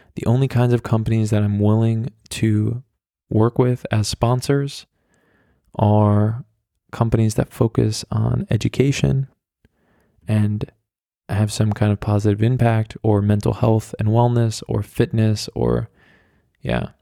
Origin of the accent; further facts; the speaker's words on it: New York, United States; moved away as an adult; now in Berlin, Germany; I'm from New York